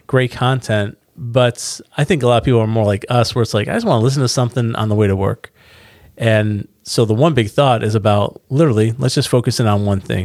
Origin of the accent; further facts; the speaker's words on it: United States; we're from Carolina